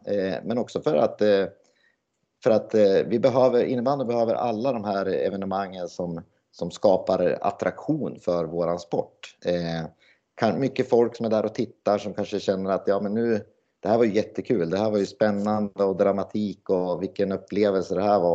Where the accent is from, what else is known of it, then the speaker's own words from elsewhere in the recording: Sundsvall, Västernorrland County, Sweden; moved away as an adult; also born or lived in Gävle / Hagfors; jag är från Sundsvall från början